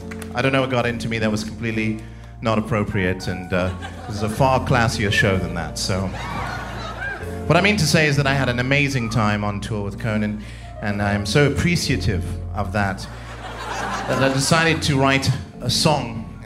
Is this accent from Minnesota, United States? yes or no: no; New York City, New York, United States; I come from New York.